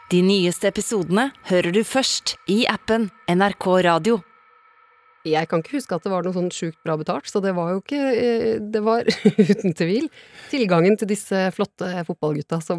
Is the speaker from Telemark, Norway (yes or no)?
yes; Porsgrunn, Telemark, Norway